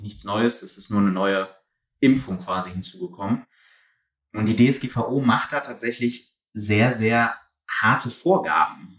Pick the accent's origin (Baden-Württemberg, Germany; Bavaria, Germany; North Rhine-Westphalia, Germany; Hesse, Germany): North Rhine-Westphalia, Germany; Mönchengladbach; Komme selber aus Mönchengladbach, also aus dem tiefen Westen